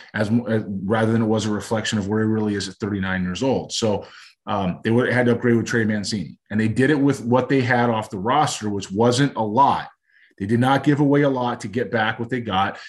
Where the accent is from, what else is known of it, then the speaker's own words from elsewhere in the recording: Los Angeles, California, United States; growing up in Los Angeles